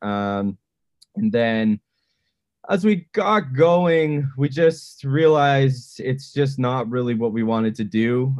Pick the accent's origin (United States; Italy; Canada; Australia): Canada; Edmonton, Alberta; now in Vancouver, Canada; I grew up in Edmonton